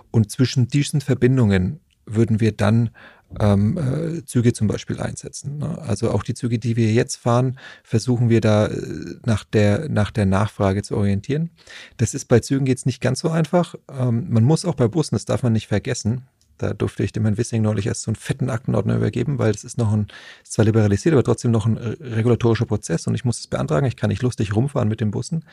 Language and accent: German; Nuremberg, Bavaria, Germany; ich bin ja Nürnberger